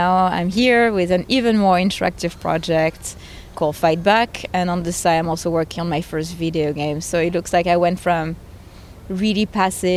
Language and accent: English; France; moved away; I'm originally from France